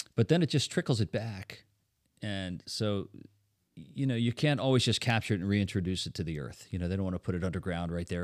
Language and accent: English; Netherlands; now in Lancaster, United States; since I'm from Holland, I was born in Holland